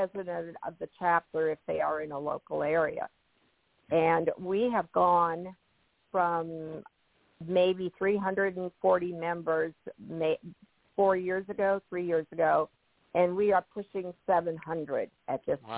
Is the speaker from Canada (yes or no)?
no; Irving, Texas, United States; I'm from Texas, and Irving, Texas is where the hotel located, and that is my hometown